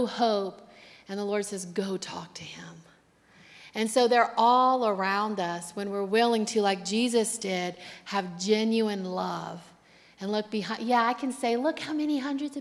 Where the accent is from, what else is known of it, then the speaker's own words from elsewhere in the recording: Louisiana, United States; now in Akron, United States; we're from Louisiana